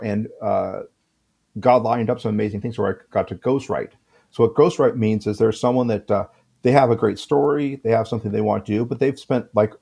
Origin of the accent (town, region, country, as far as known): United States